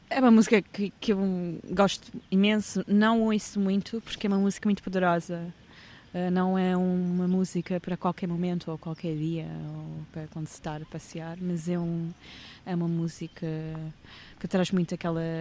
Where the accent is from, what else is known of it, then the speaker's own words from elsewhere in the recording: England, United Kingdom; É um documentário de arquivos que tem a ver com o momento em que eu cresci na Inglaterra nos anos 90